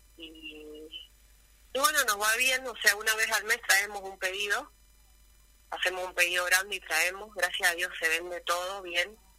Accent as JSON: {"language": "Spanish", "region": "Mendoza", "country": "Argentina", "moved": "as an adult", "lives_now": "Río Gallegos, Argentina", "said": "yo soy de Mendoza y me vine hace dos años a Río Gallegos"}